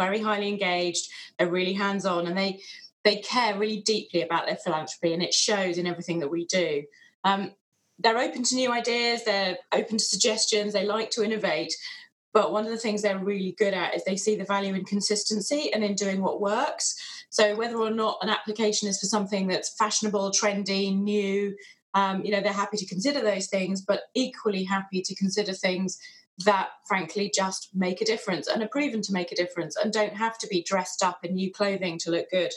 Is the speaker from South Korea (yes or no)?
no; England, United Kingdom; We're English